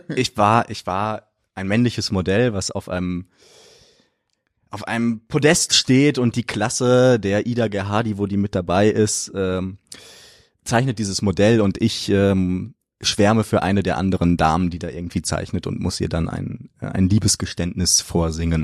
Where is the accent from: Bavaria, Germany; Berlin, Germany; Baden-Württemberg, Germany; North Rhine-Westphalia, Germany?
North Rhine-Westphalia, Germany; Detmold; now in Cologne, Germany; ich komme aus Detmold. Äh, das ist eine kleine Stadt bei Bielefeld.